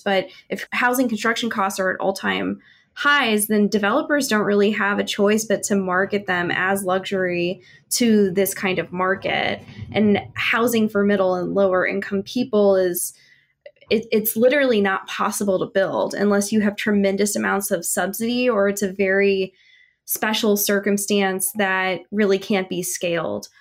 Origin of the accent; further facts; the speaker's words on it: Midwest, United States; now in Kansas City, United States; I'm from the Midwest